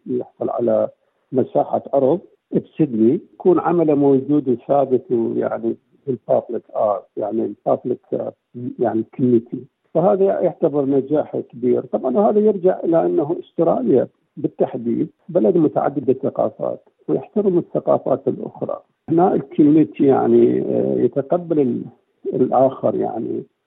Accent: southern Iraq, Iraq; moved away as an adult; now in Perth, Australia; انا قدمت من العراق من جنوب العراق

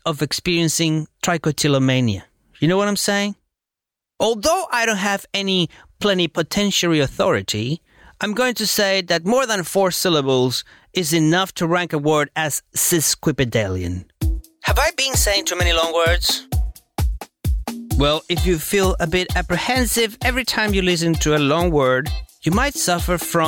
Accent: Venezuela; first language Spanish; English is a second language; now in Australia; I'm from Venezuela. I live in Australia

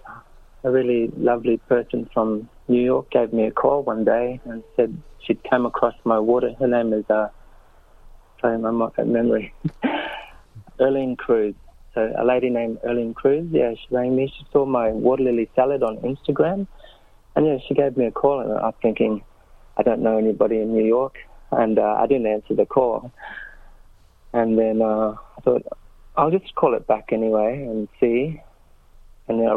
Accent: Kakadu, Northern Territory, Australia; our lived experience growing up in Kakadu

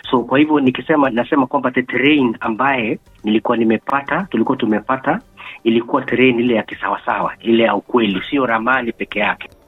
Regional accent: Kenya; now in Bathurst, Australia; hata hapa hapa sasa ukiambia mtu mi natoka Kenya wanajua ah, Kenya hawa wanakupa heshima kabisa.

